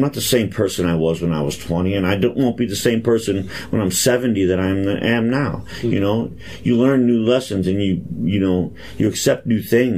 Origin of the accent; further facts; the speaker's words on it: East Cleveland, Ohio, United States; I was born in East Cleveland